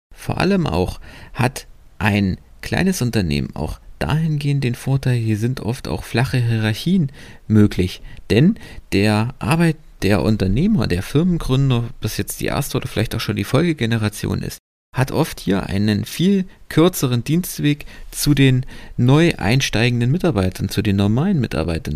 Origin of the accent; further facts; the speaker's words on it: Germany; bei uns in Deutschland